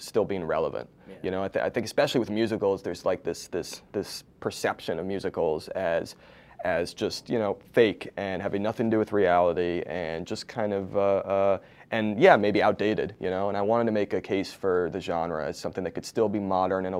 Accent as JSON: {"language": "English", "region": "East Coast", "country": "United States", "tie": "born or raised there", "moved": "as an adult", "lives_now": "Los Angeles, United States", "said": "I live in LA now, but I grew up on the East Coast"}